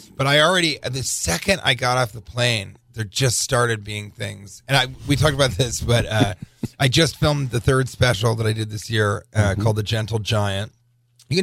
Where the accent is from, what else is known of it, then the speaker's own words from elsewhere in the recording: Denver, Colorado, United States; I'm from Denver